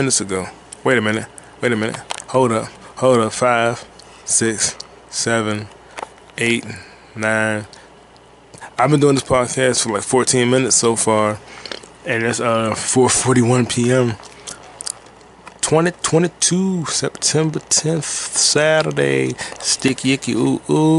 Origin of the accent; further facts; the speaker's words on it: United States; I'm an American